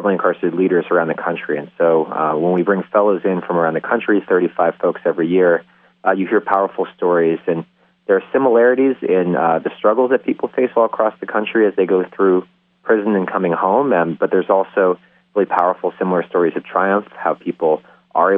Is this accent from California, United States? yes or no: no; New York City, New York, United States; also born or lived in South Dakota / Mississippi; I'm a born and raised New Yorker